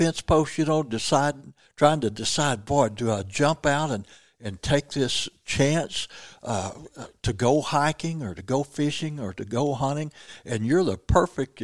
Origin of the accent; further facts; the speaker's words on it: Missouri, United States; I'm from Missouri, lived here all my life